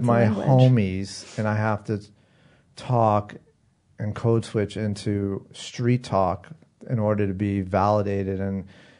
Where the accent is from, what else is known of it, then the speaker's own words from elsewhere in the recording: Boston, Massachusetts, United States; I'm from Boston, Massachusetts.